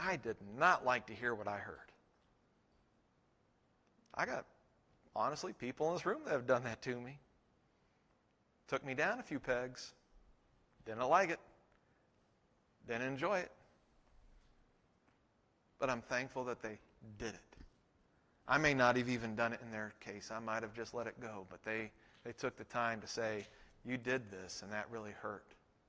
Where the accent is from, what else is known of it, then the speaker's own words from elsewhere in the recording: Texas, United States; When I went to seminary, I came from Texas to Colorado, and as far as I knew, in all the churches I'd been in, women couldn't be pastors.